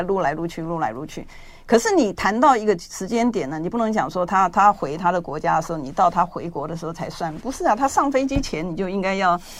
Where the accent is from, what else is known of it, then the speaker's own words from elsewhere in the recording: Taiwan; 我们出生在这片土地嘛